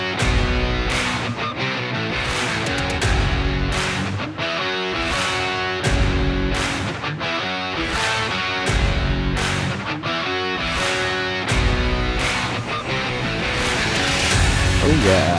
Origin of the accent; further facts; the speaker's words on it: Connecticut, United States; moved away; I grew up there. I grew up in Connecticut.